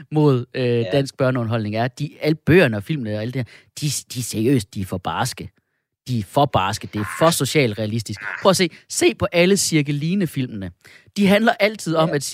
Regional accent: Skanderborg, Central Denmark Region, Denmark; Jeg er jo fra, jeg er fra Skanderborg.

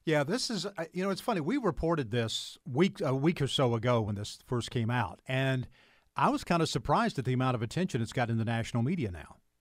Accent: Anderson area, South Carolina, United States; I'm a lifer, and then some.

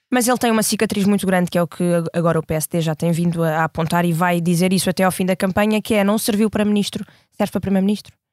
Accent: Almada, Setúbal, Portugal; now in Lisbon, Portugal; E eu, que sou um, de Almada, a minha família toda vive em Almada, moro agora deste lado em Lisboa

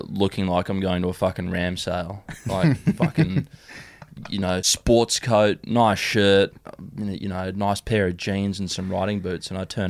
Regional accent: Hong Kong; as someone who was born and raised in Hong Kong, it's

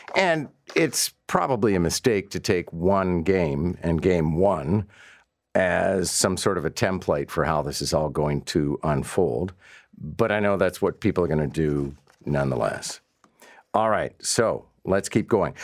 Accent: Montreal, Quebec, Canada; now in Toronto, Canada; I, born and raised in Montreal

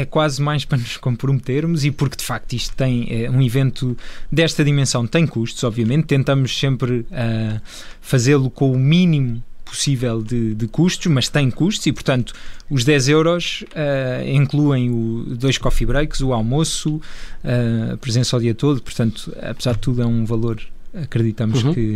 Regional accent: Portugal

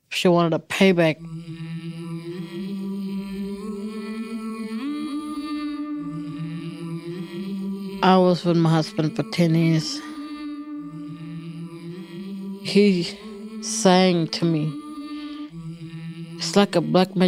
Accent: Alice Springs, Northern Territory, Australia; I'm from Alice Springs in the middle of Australia.

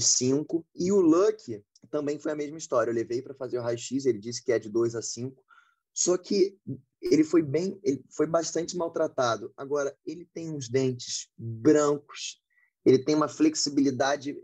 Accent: Rio de Janeiro, Brazil; eu sou do Rio também

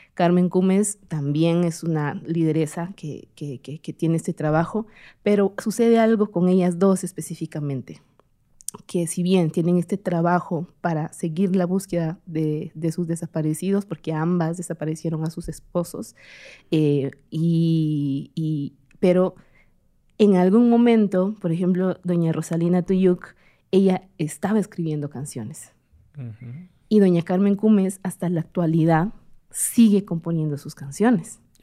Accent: Comalapa, Chimaltenango, Guatemala; ejercí dos años en, en, en Comalapa, en mi pueblo

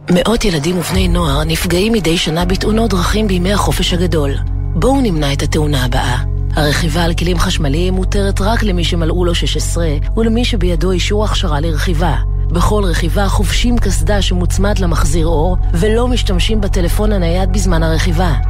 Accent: Jerusalem, Jerusalem District, Israel; אנחנו מדברים כירושלמים

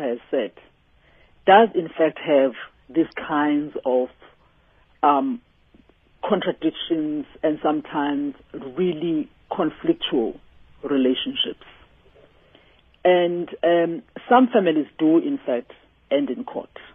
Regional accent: South Africa; as South Africans

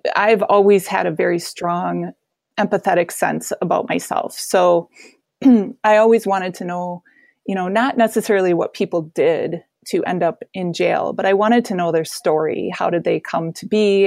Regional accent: Wisconsin, United States; also born or lived in Colorado; I'm from Wisconsin

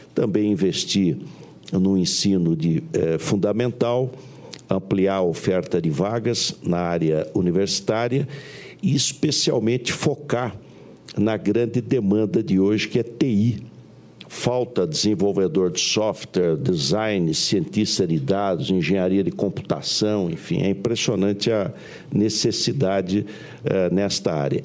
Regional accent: Pindamonhangaba, São Paulo, Brazil; Eu fui prefeito na minha cidade natal, em Pindamonhangaba, na década de 70

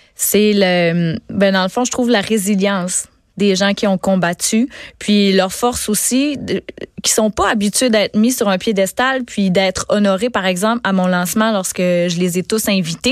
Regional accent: Gaspésie, Quebec, Canada; je suis native de la Gaspésie.

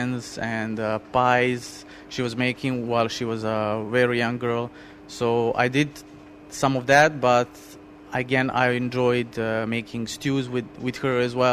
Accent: Serbia; now in Dubai, United Arab Emirates; I grew up in Serbia

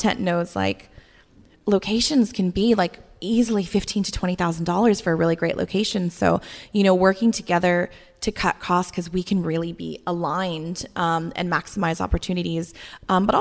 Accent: United States; moved away as an adult; now in Australia; I'm American, but I've lived here since 2009

